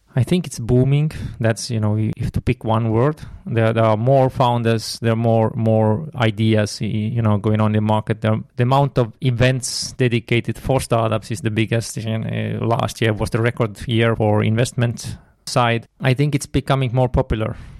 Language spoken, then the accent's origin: English; Tartu, Tartu County, Estonia; I'm from Estonia, um, based in Tartu. Have lived all, all my life in, in Tartu